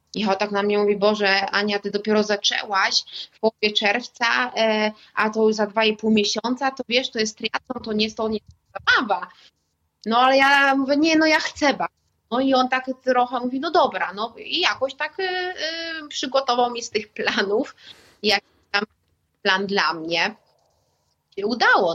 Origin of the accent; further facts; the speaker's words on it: Warmian-Masurian Voivodeship, Poland; pochodzę z Mazur